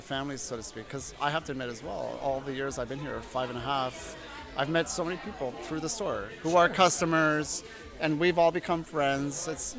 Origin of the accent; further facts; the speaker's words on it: Kitchener, Ontario, Canada; moved away; also born or lived in Brampton; I'm from Kitchener originally